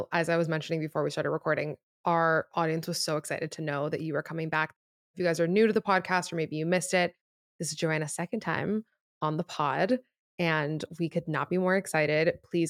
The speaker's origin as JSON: {"language": "English", "town": "Miami", "region": "Florida", "country": "United States", "said": "I'm from Miami."}